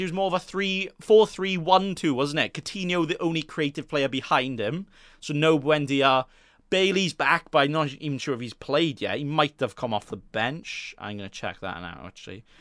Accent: Wales, United Kingdom; I'm Welsh

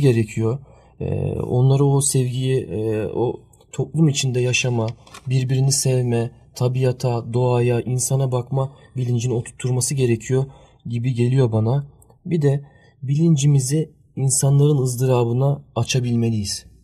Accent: Germany; now in Turkey; ben Almanya doğumluyum

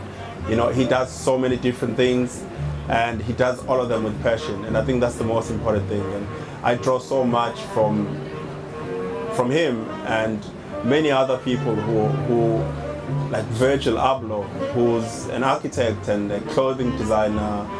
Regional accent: South Africa; I'm from South Africa, and we have a very turbulent past as a country

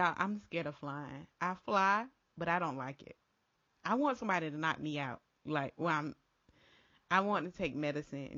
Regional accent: Florida, United States; moved away as an adult; also born or lived in Lynchburg, Virginia; when I would come home to Florida to visit

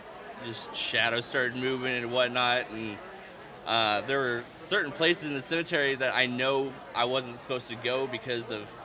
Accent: Effingham, Illinois, United States; I'm from Effingham, Illinois.

